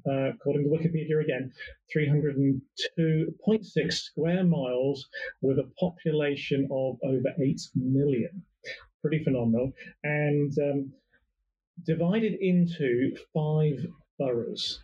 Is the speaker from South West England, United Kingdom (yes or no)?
yes; Bournemouth, South West England, United Kingdom; we're from Bournemouth in the UK